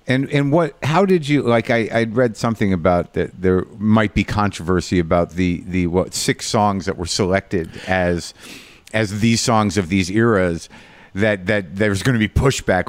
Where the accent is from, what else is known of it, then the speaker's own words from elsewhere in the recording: New Mexico, United States; I grew up in New Mexico